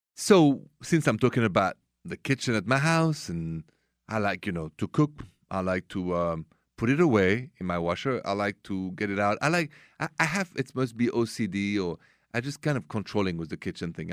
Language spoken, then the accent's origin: English; France; accent: thick French; English is a second language; moved away; my French thick accent